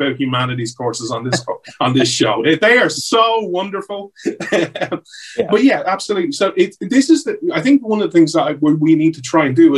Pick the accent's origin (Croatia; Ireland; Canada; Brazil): Ireland; I grew up in Ireland